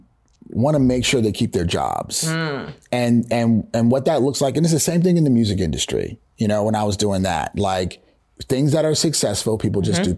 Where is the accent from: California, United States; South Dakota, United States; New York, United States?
California, United States; Oakland; I grew up in Oakland.